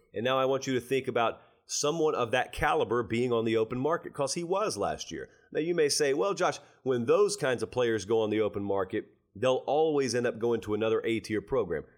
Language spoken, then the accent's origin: English; Georgia, United States; now in Nashville, United States; my home state of Georgia